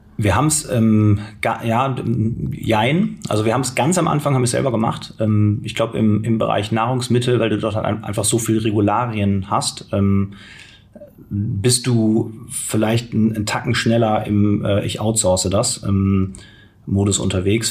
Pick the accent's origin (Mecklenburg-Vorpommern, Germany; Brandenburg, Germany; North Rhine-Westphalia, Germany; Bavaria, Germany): North Rhine-Westphalia, Germany; Cologne; moved away as an adult; also born or lived in Berlin; ich komme gebürtig aus Köln